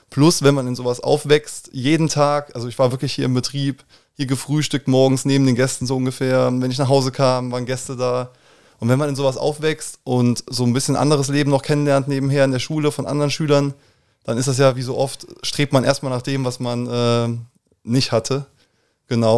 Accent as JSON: {"language": "German", "town": "Koblenz", "region": "Rhineland-Palatinate", "country": "Germany", "tie": "born or raised there", "moved": "as an adult", "said": "ich bin ähm, klassisch gebürtig in Koblenz-Moselweiß. Würde mich auch eher als Moselweiser als als Koblenzer bezeichnen. Aber ähm, genau, also aufgewachsen hier äh, in Koblenz"}